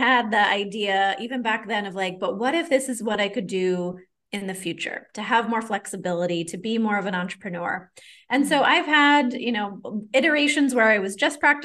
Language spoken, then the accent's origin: English; Maine, United States; moved away; I'm originally from Maine in the States, and a lot of my ancestors were French Canadian